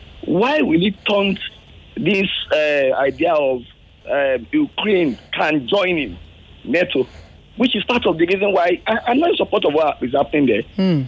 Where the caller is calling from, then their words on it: Lagos, Nigeria; I'm calling from Lekki.